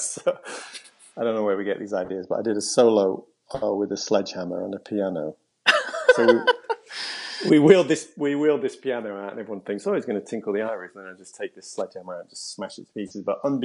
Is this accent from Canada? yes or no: no; London, United Kingdom; also born or lived in Nottingham; I was born at home in Highbury.